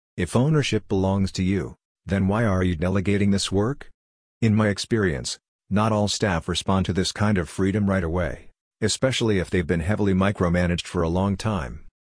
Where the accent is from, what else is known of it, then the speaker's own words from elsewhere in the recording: Canada; I'm Canadian